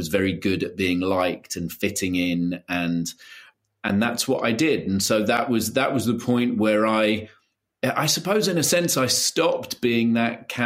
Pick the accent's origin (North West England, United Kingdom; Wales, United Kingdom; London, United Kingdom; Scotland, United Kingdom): London, United Kingdom; also born or lived in Brighton; I grew up in London